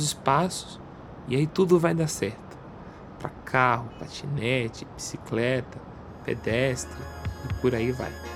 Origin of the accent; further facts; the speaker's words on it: Brasília, Federal District, Brazil; eu sou de Brasília